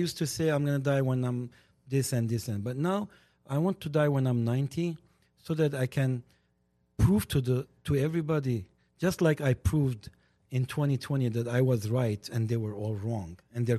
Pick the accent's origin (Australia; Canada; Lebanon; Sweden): Lebanon; English is a second language; moved away as an adult; now in United States; I was same as a Govga Sahai in 1981. I came from Lebanon over here. I was the macho Armenian